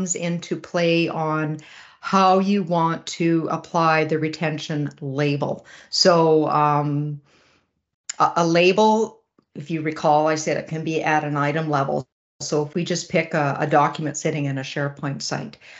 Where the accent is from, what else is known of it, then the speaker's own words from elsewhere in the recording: Regina, Saskatchewan, Canada; I hail from Western Canada in Regina, Saskatchewan